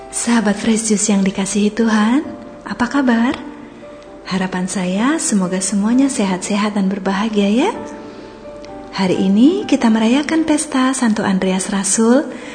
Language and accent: Indonesian; Bali, Indonesia; now in Pangkal Pinang, Indonesia; saya waktu SMA di Bali